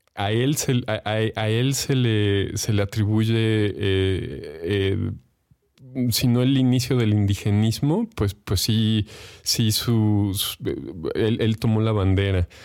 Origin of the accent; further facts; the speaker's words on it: Mexico; como mexicanos